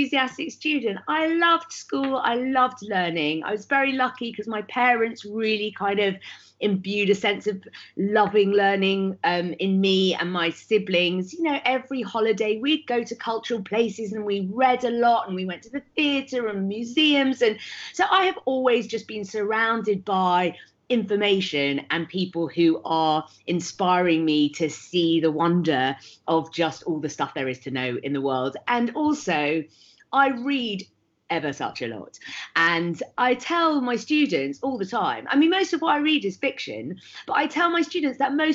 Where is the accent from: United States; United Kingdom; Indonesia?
United Kingdom; Leicester, East Midlands; I grew up in Leicester in the 1980s